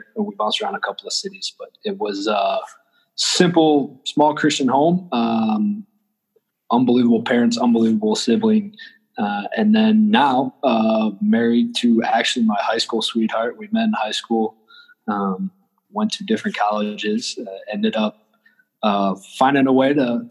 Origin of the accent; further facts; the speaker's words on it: Grand Rapids, Michigan, United States; moved away as an adult; also born or lived in Southern Illinois; I grew up growing up in Grand Rapids